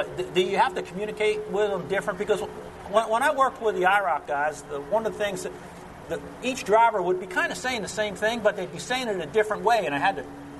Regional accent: United States; we growing up in New Jersey, Pennsylvania

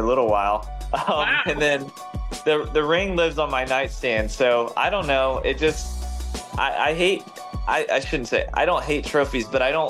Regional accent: Charlotte, North Carolina, United States; growing up in Charlotte as a Charlotte kid

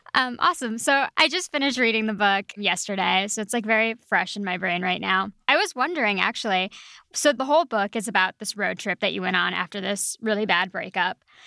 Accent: El Paso, Texas, United States; moved away; I'm from West Texas, and so oh, I'm very familiar. Yeah, I'm from El Paso

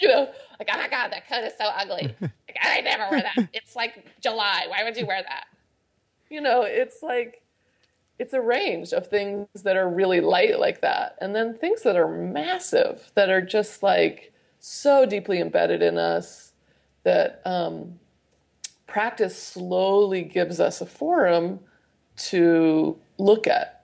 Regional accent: Idaho, United States; growing up in Idaho

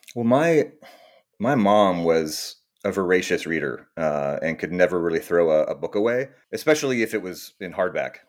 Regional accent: Austin, Texas, United States; moved away as an adult; also born or lived in New York / California; now I'm back in, uh, Austin, Texas, my, my hometown

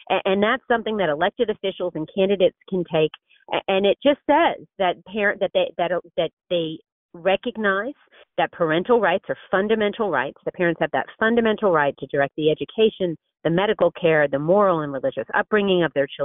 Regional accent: Florida, United States; I'm from Florida

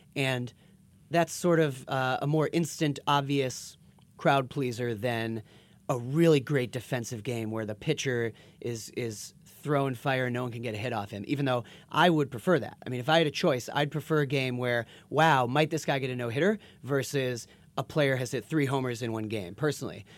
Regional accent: Boston, Massachusetts, United States; I'm from Boston

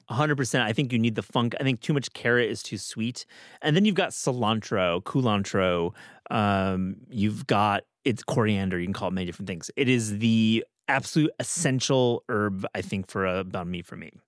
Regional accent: Midwest, United States; moved away; growing up in the Midwest

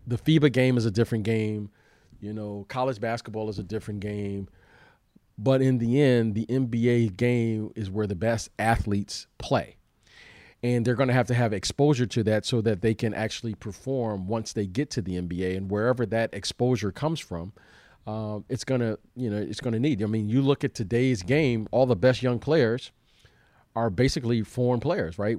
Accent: United States; We're from the United States

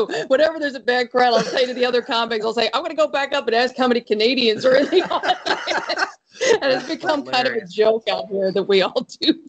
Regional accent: Philadelphia, Pennsylvania, United States; And I'm from Philadelphia, by the way, so I should have been insulted by the whole thing.

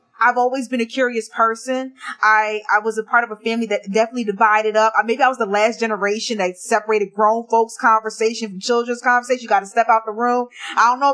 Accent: South New Jersey, United States; I grew up in a Black American community in New Jersey, in South New Jersey

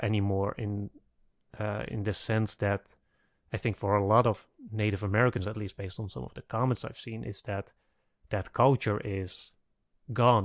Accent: Netherlands; I'm from the Netherlands. My country was occupied by the Germans

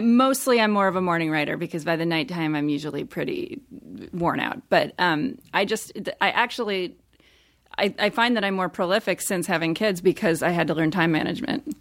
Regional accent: Midwest, United States; moved away; I grew up in the Midwest

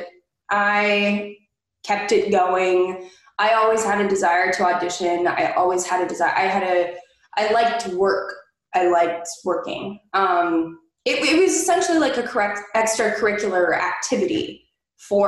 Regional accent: Southern California, United States; me being born and raised in Southern California

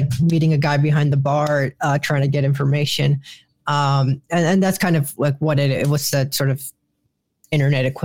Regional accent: Chicago, Illinois, United States; moved away as an adult; now in Washington, D.C., United States; I love Chicago. I grew up in Little Village.

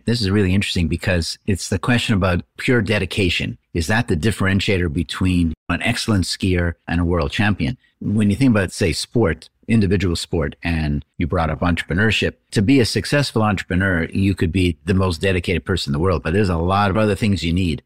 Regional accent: Canada; I'm Canadian

